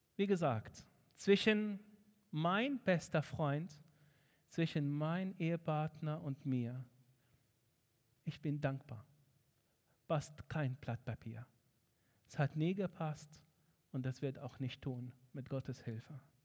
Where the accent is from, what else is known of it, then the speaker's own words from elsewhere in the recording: Egypt; German is a second language; moved away as an adult; now in Germany; Ich bin in Ägypten aufgewachsen